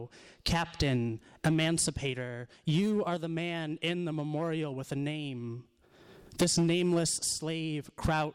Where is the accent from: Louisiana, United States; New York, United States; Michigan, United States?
Michigan, United States; Detroit; I'm from Detroit.